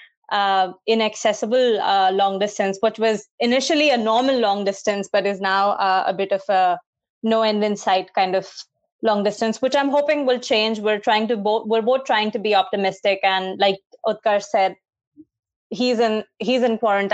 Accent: Mumbai, Maharashtra, India; We grew up in India. I grew up in Mumbai.

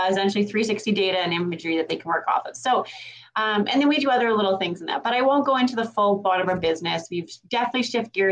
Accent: Grovedale, Alberta, Canada; also born or lived in Grande Prairie; I obviously born and raised in Grand Prairie, grew up in Grovedale. I am a homegrown Grovedale girl

